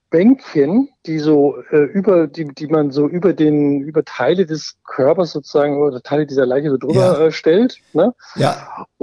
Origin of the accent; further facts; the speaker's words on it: Germany; born there; also ich bin kein äh, gebürtiger Bayer, ich bin tatsächlich gebürtiger Schwabe.